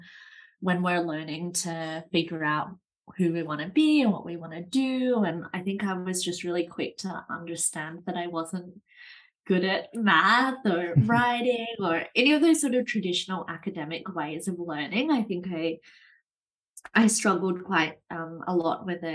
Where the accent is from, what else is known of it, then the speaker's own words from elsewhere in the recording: Australia; now in Amsterdam, Netherlands; I'm originally from Australia. And now I live here in Amsterdam in the Netherlands